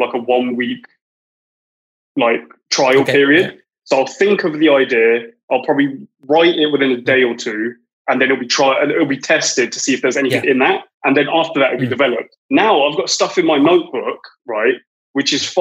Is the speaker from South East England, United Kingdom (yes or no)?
yes; Reading, South East England, United Kingdom; I grew up in Reading